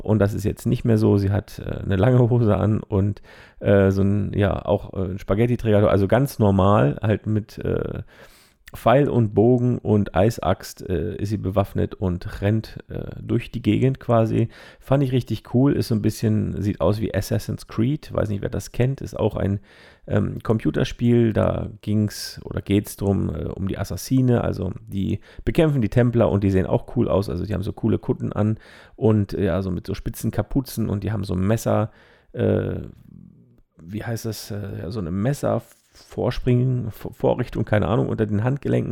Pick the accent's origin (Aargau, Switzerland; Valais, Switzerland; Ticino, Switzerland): Valais, Switzerland; Zermatt; moved away; Meine alte Heimat in die Schweiz